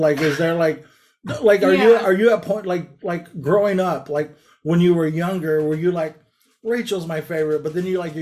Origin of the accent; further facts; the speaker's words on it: Lamont, California, United States; So, like I grew up in a town, like I grew up in Lamont.